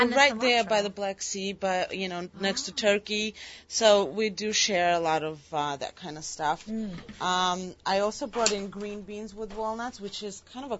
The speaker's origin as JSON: {"language": "English", "country": "Georgia", "moved": "yes"}